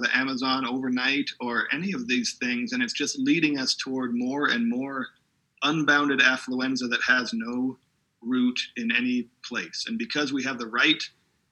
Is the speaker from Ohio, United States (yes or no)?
no; Southern California, United States; I grew up in Southern California